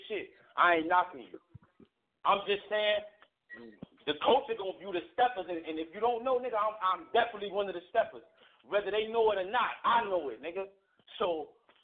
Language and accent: English; Midwest, United States; I'm from the Midwest.